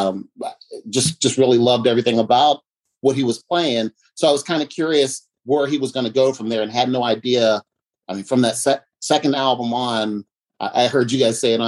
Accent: Uniontown, Pennsylvania, United States; now in Silver Spring, United States; I'm in Silver Spring, Maryland. I'm originally from Pennsylvania

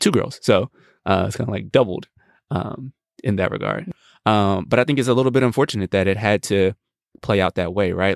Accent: United States; as American men

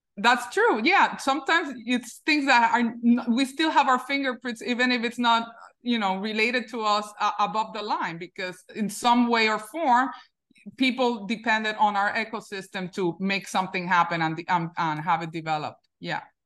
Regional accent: Puerto Rico; now in New York, United States; I grew up in Puerto Rico

